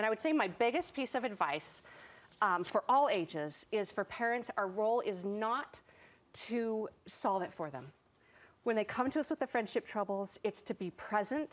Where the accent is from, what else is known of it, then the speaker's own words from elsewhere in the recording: Salt Lake City, Utah, United States; me growing up in Salt Lake City, Utah, at Wasatch Elementary